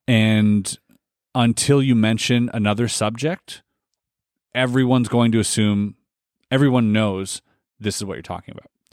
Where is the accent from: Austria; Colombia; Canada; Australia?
Canada; we are Canadian